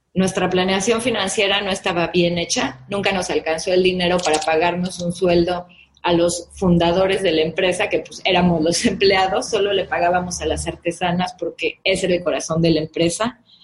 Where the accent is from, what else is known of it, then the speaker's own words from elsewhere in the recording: Mexico City, Mexico; Yo soy de la Ciudad de México